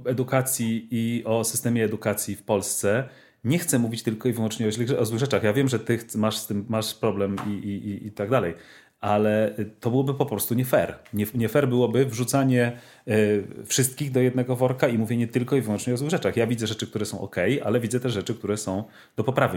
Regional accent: Poland; ja się wychowałem w tym systemie edukacji polskiej

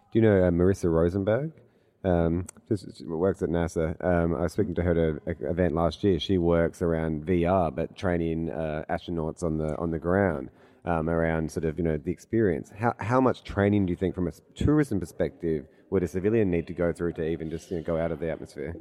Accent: Adelaide, South Australia, Australia; I grew up in Adelaide and I've lived here

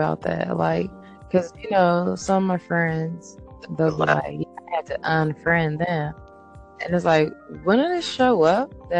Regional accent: Bay Area, California, United States; I am definitely from the Bay Area.

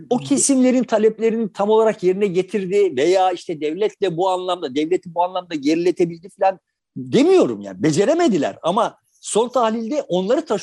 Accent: Turkey; Yani bu boşluk bak kardeşim biz Türk'üz ama tamam ya

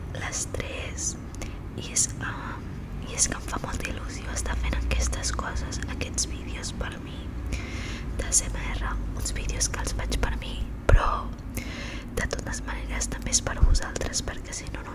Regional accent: Barcelona, Catalonia, Spain; Soc xinesa, però m'he criat aquí, a Barcelona, sempre tota la meva vida.

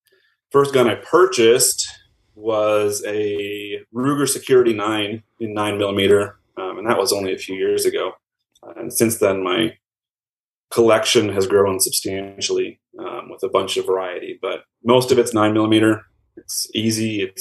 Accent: Minneapolis, Minnesota, United States; now in Albuquerque, United States; So as I mentioned, I'm from Minneapolis area originally. Since moving to Albuquerque, my wife and I have had our three kids

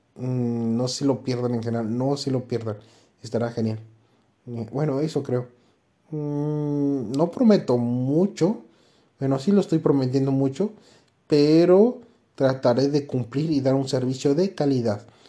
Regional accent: Mexico; como mexicano

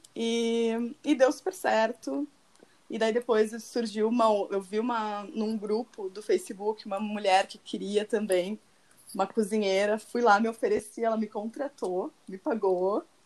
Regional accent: Porto Alegre, Rio Grande do Sul, Brazil; moved away as an adult; now in Tuscany, Italy; eu sou uma gaúcha de Porto Alegre, que tem 29 anos

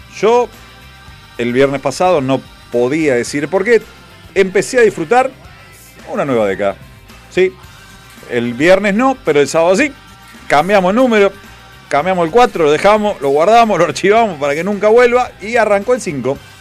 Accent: Argentina; en Argentina tenemos varias cosas

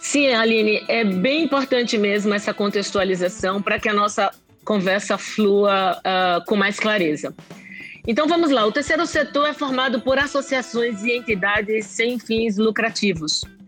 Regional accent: Recife, Pernambuco, Brazil; moved away; eu nasci aí em Recife, em um berço simples, mas que transbordava amor

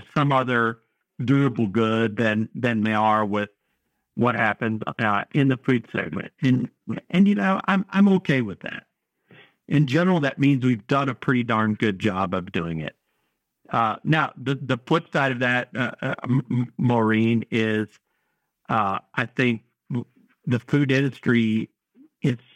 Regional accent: North Carolina, United States; I'm from North Carolina

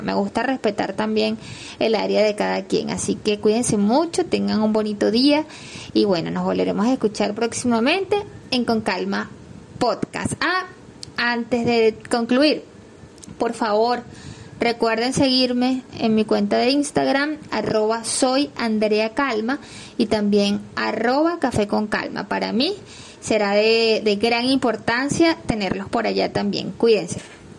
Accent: Venezuela; los venezolanos decimos

